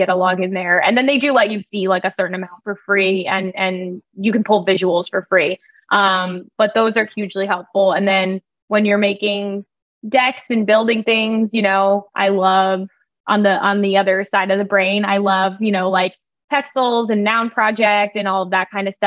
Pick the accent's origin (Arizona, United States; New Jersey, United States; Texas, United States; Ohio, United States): New Jersey, United States; I grew up in New Jersey.